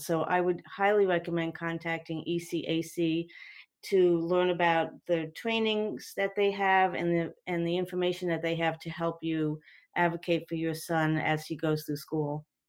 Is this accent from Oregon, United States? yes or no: no; New Jersey, United States; now in North Carolina, United States; I'm not from North Carolina, but New Jersey